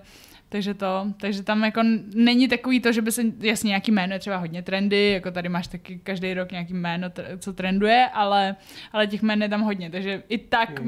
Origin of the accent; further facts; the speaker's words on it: Czechia; když jsem byla dítě tady v Čechách